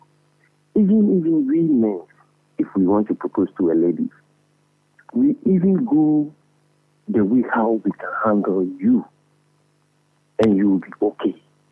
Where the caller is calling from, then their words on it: Akosombo, Eastern Region, Ghana; I'm calling from Akosombo.